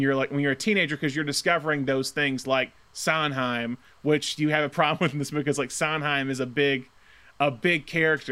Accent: Tuscaloosa, Alabama, United States; growing up in Alabama in Tuscaloosa

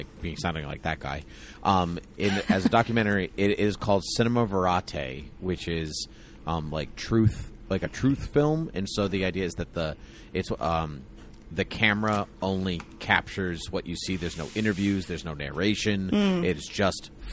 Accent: Massachusetts, United States; I grew up in Massachusetts

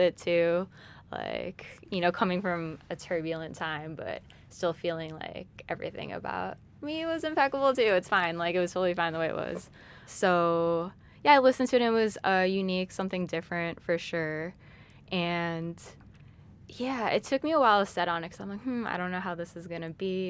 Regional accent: Chicago, Illinois, United States; I'm from Chicago, but I'm a first generation Thai American. My parents are from Thailand

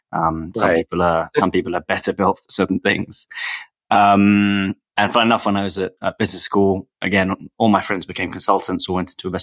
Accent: London, United Kingdom; also born or lived in Paris / Russia; I'm from London. I was born in London. I've lived here with the exception of a couple of years in Paris and actually in Russia

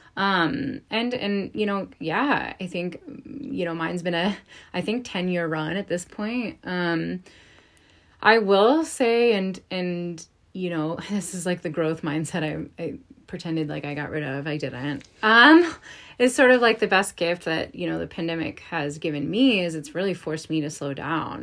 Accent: East Coast, United States; I'm from the East Coast

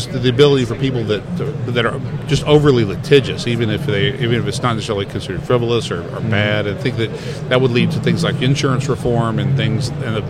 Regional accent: South Louisiana, United States; Well, see, we're from South Louisiana

